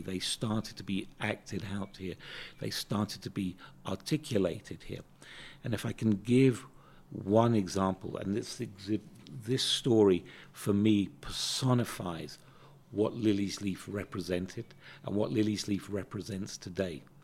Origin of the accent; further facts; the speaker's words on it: United Kingdom; moved away as an adult; now in South Africa; growing up in Britain was a very interesting experience on a number of levels